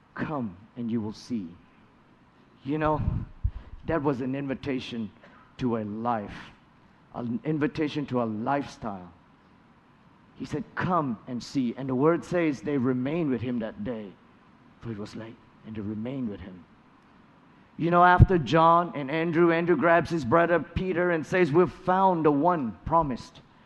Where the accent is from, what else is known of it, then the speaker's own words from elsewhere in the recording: Malaysia; moved away as an adult; also born or lived in Kentucky, United States; now in United States; Malaysia, my home country